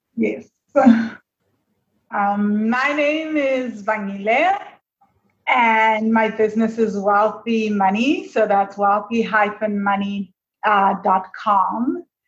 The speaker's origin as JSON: {"language": "English", "country": "South Africa", "moved": "yes", "said": "I'm from South Africa."}